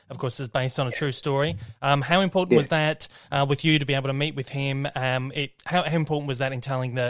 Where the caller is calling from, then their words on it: Australia; I'm calling from … Down Under from Australia.